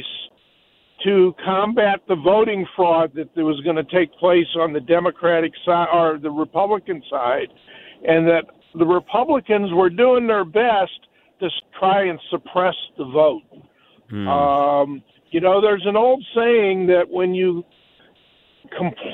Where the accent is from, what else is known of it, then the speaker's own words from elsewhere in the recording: St. Louis, Missouri, United States; also born or lived in Michigan; I grew up here in St. Louis